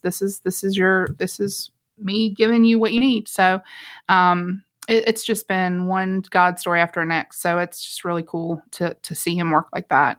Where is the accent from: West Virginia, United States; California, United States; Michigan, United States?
West Virginia, United States; now in Georgia, United States; I'm from West Virginia originally